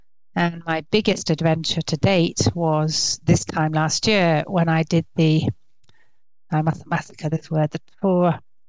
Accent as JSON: {"language": "English", "region": "England", "country": "United Kingdom", "tie": "born or raised there", "moved": "as an adult", "lives_now": "France", "said": "But I grew up in England, okay. Hence the accent."}